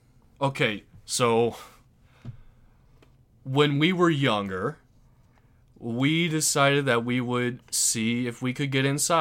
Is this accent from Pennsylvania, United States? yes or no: no; Aurora, Illinois, United States; We are from Aurora, Illinois. We've lived here our whole lives